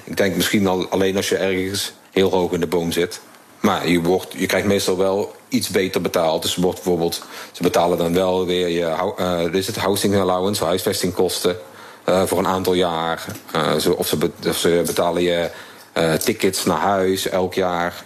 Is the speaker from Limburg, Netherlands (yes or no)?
yes; Limburg, Netherlands; moved away as an adult; now in Singapore; Ik kom natuurlijk uit Limburg, waar we wat minder direct zijn.